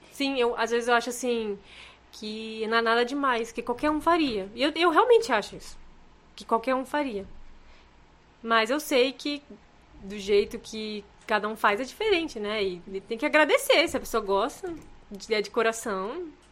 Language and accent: Portuguese; Rondônia, Brazil; eu sou de Rondônia